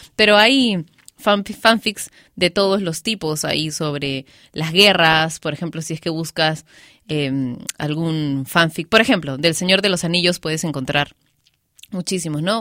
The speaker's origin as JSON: {"language": "Spanish", "country": "Peru"}